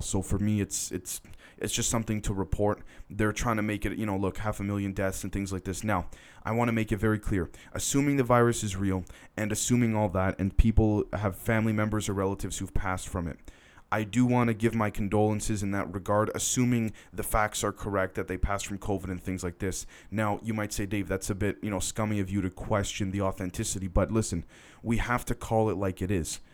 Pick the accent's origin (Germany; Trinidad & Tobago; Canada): Canada; I'm Canadian